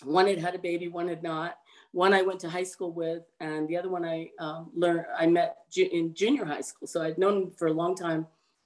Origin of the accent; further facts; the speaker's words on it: Southern California, United States; moved away as an adult; also born or lived in Humboldt County, California; now in Northern California, United States; where I grew up in Southern California